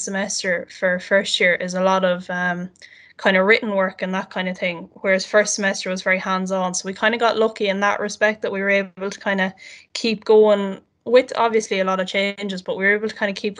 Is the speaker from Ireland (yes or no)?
yes; Castlebar, Connacht, Ireland; I'm from Castlebaran, County Mayo.